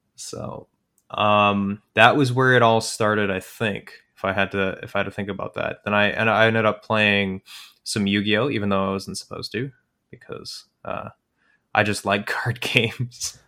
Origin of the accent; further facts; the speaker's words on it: Calgary, Alberta, Canada; I'm from Calgary